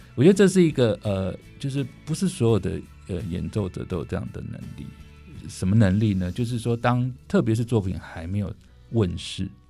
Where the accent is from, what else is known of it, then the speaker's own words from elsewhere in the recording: Taiwan; 人家知道我是台湾来的音乐家